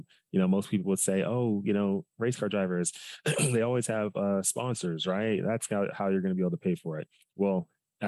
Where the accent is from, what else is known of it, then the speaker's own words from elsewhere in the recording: Dallas, Texas, United States; I'm from Dallas, Texas, originally. I grew up there my whole life